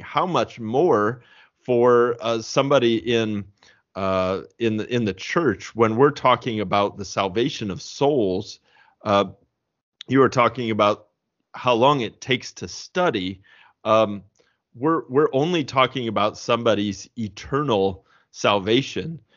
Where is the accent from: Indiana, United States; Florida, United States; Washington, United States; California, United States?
Indiana, United States; also born or lived in St. Louis, Missouri; I am a Hoosier, uh, through and through, both the Saint Louis, uh, version and the Indiana version.